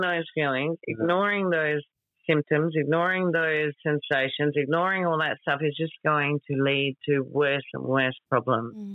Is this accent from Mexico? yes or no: no; Australia